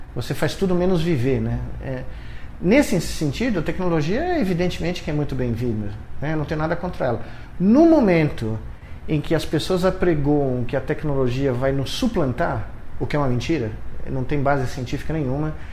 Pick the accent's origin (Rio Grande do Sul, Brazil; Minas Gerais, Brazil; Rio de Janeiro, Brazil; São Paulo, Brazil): São Paulo, Brazil; existe alguém que nasceu aqui em São Paulo, né? muito perto daqui. Eu eh, nasci na Bela Vista, estudei a um quilômetro daqui, né? cresci em Moema